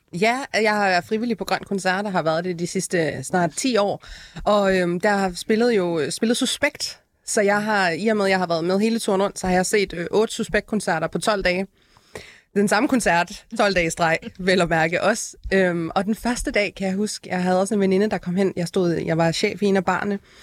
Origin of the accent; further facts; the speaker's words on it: Aalborg, North Denmark Region, Denmark; jeg er selv født og opvokset i Aalborg